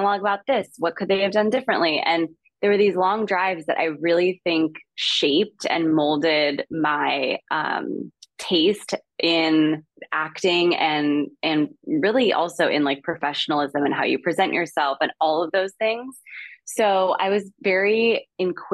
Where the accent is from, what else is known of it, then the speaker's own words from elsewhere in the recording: Calabasas, California, United States; I grew up in the Kardashian, now center of the Kardashian saga